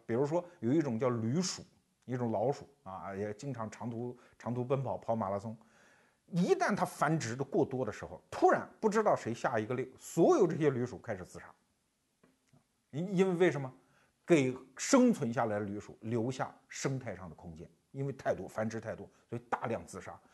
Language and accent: Chinese; China; 我们中国人的说法